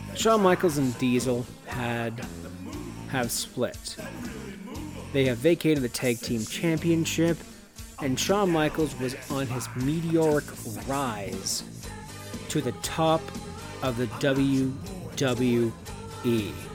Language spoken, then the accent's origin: English; Cannington, Ontario, Canada; my hometown of Cannington, Ontario, Canada